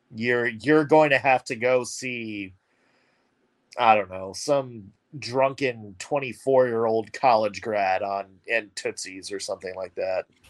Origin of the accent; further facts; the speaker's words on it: Nashville, Tennessee, United States; I was fourth grader growing up in Nashville